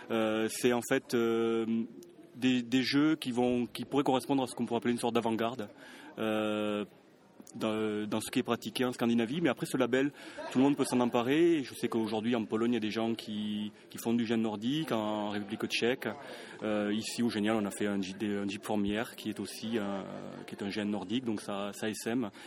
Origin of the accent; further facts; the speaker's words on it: Toulouse, Occitania, France; alors toi, tu as un petit accent, hein Tu viens d'où je viens de Toulouse.